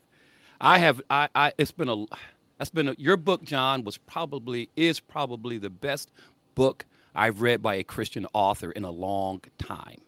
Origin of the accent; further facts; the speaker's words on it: South Bend, Indiana, United States; I'm from South Bend